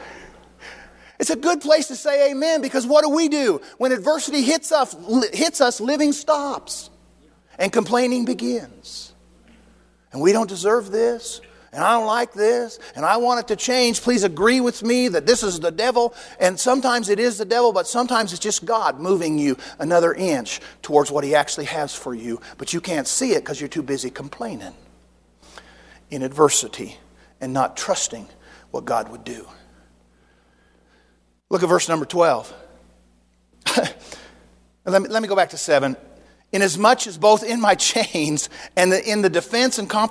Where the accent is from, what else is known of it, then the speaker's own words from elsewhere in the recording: United States; I'm an American